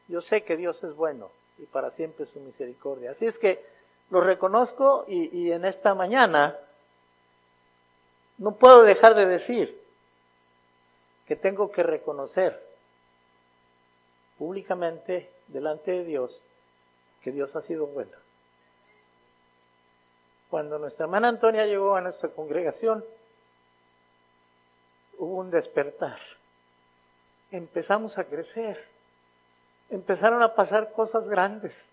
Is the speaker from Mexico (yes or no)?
yes; Mexico; moved away as an adult; allá por 1996, mi esposa, mi hija Abigail y yo llegamos a esta ciudad, viniendo de México.